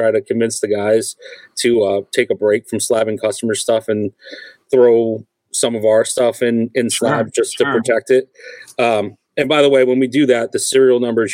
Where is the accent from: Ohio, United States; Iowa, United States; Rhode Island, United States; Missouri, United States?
Rhode Island, United States; We grew up together in Rhode Island, and we were all collectors